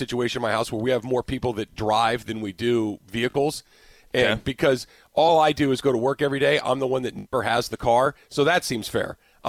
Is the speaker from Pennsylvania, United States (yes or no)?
no; Arcadia, California, United States; Not far from where I grew up in Arcadia.